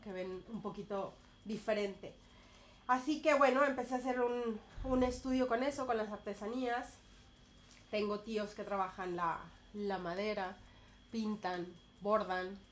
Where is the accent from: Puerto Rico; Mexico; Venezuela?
Mexico; moved away as an adult; now in Barcelona, Spain; soy mexicana, llevo 11 años aquí en Barcelona.